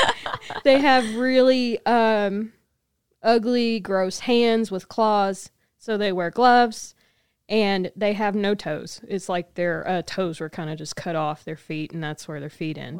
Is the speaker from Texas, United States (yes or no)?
yes; South Texas, United States; as a Southern Texas woman